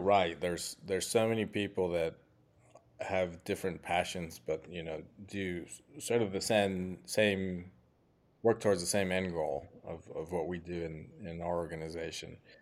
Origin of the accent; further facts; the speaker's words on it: Mexico; "Where are you from?" and I say Mexico